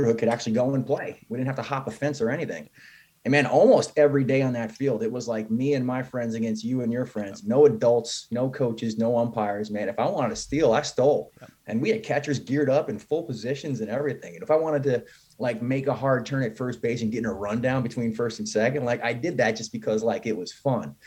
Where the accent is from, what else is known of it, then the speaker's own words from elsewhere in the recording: Albany, New York, United States; I grew up in the Northeast. I'm from Albany, New York